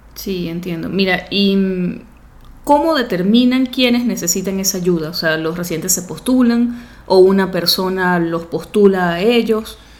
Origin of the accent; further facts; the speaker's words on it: Venezuela; porque somos venezolanos